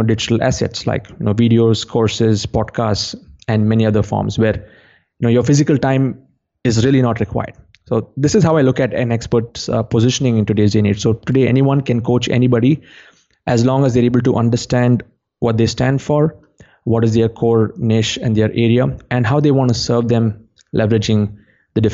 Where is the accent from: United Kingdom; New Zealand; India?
India; Yeah, John, the way things have evolved, like since I come from India, I can go back to how the experts were back in the day before the education system